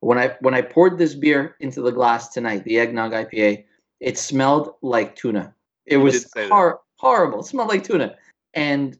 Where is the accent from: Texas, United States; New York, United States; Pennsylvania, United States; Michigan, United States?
New York, United States; growing up in New York